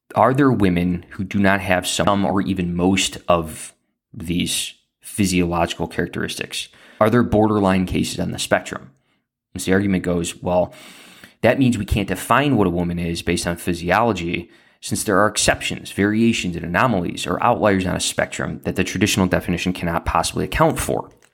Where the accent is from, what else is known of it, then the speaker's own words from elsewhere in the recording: Central Lake County, Illinois, United States; I grew up in Central Lake County.